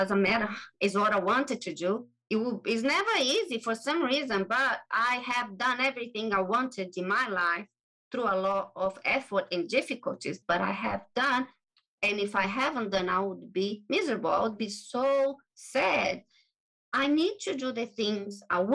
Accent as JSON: {"language": "English", "country": "Brazil", "tie": "born or raised there", "also_born_or_lived": "England", "second_language": "English", "moved": "as an adult", "said": "I am from Brazil. Originally, I was born in Brazil"}